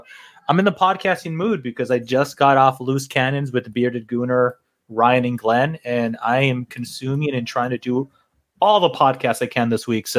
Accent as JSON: {"language": "English", "country": "Canada", "said": "The biggest plot twist of the season, me being Canadian."}